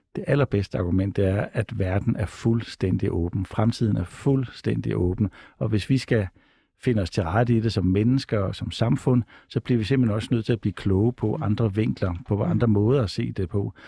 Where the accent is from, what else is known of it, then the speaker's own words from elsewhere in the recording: Odense, Southern Denmark, Denmark; man kommer fra Odense, som jeg selv gør.